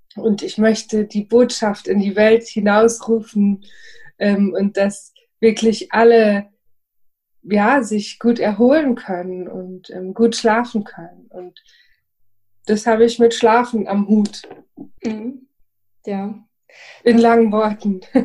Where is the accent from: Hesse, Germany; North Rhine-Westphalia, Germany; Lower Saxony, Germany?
Hesse, Germany; Frankfurt am Main; Ich bin aus Frankfurt am Main